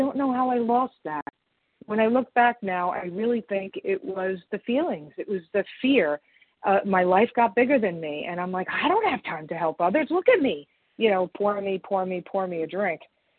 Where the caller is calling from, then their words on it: Long Island, New York, United States; I'm sorry, I'm calling from Long Island, New York.